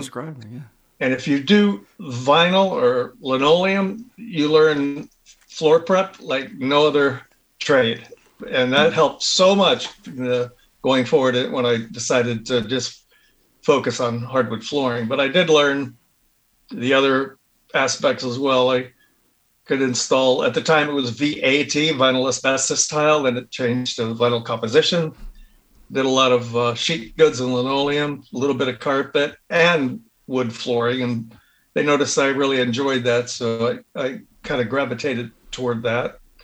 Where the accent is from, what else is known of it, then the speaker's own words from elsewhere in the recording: Hollywood, Florida, United States; I grew up in Hollywood.